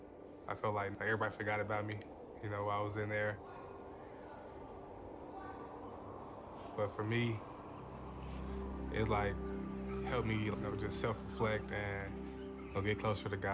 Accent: Kansas City, Kansas, United States; I grew up in Kansas City, Kansas

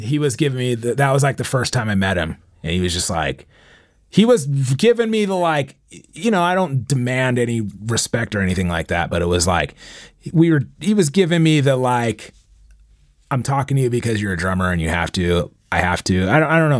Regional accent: San Diego, California, United States; I'm from San Diego

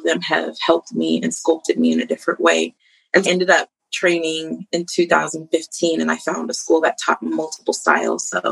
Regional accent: Colorado, United States; I grew up in Colorado

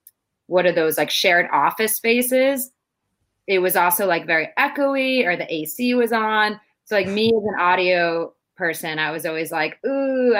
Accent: Boston, Massachusetts, United States; also born or lived in Santiago, Chile; I'm from Boston, as I said earlier. Lived in Chile for about 2 years before I came back, basically end of March when everything kind of exploded with the coronavirus.

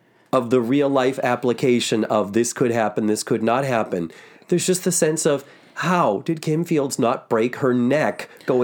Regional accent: New England, United States; I'm from New England.

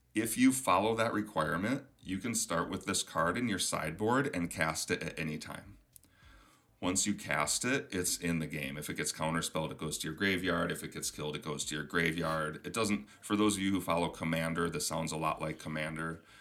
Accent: Minnesota, United States; accent: Minnesotan; also born or lived in Michigan; my Minnesotan accent is coming through

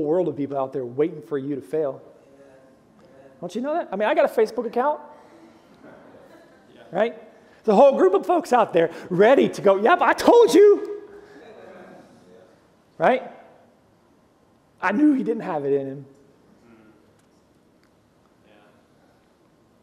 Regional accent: Oklahoma, United States; I'm from Oklahoma

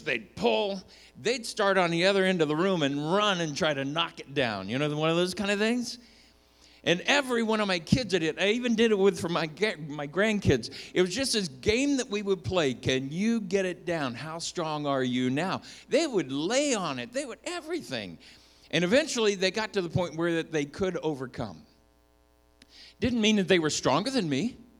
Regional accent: Minnesota, United States; I was born in Minnesota

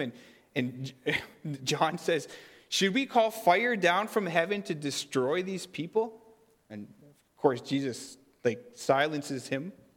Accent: Fisher River Cree Nation, Manitoba, Canada; now in Kleefeld, Canada; I'm from Fisher River Cree Nation

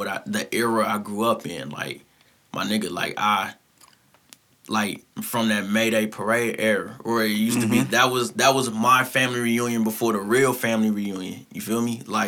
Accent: St. Louis, Missouri, United States; I'm from St. Louis

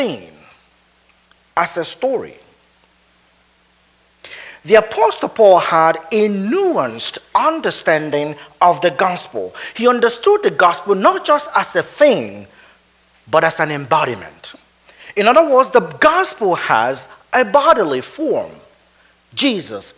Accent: Nigeria; moved away as an adult; also born or lived in Edinburgh, Scotland / Wheaton, Illinois; now in Minnesota, United States; I grew up in Nigeria

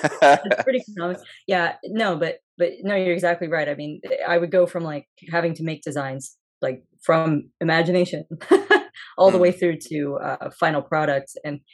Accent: Springfield, Missouri, United States; also born or lived in Osaka, Japan / Columbia, Missouri; I'm originally from Springfield, Missouri, and that's where I am right now as well.

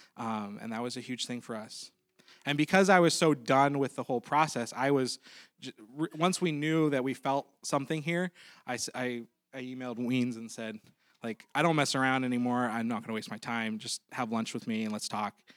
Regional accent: Maplewood, United States; we're actually from Maplewood

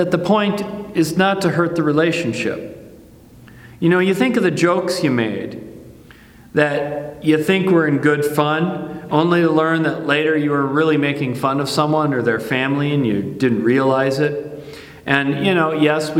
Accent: Midwest, United States; I grew up in the Midwest

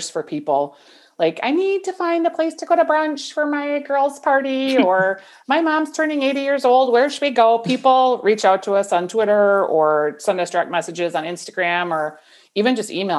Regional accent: Bloomington, Minnesota, United States; also born or lived in St. Paul; now in Golden Valley, United States; I grew up in Bloomington, but then at 18, I left home and I've lived in the city the whole

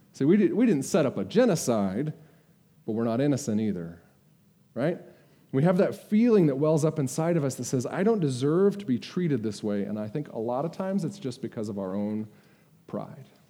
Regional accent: United States; I'm an American

